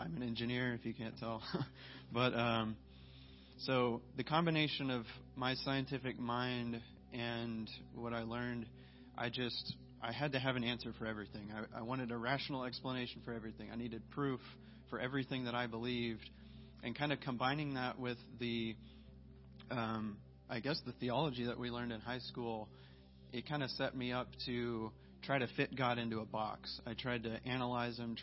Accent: Memphis, Tennessee, United States; moved away; I was born in Memphis, grew up there with a strong Christian family

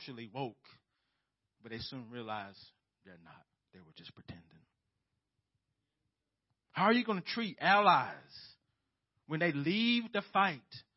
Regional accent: United States; as American Christians

